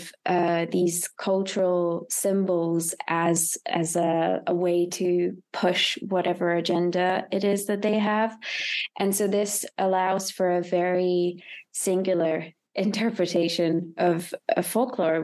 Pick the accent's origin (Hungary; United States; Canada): Hungary; moved away as an adult; also born or lived in United Kingdom; I'm originally from Hungary, and I studied in the UK